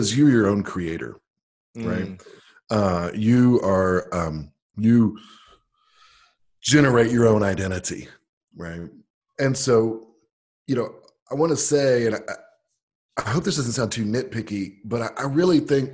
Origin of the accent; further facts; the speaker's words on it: United States; I'm an American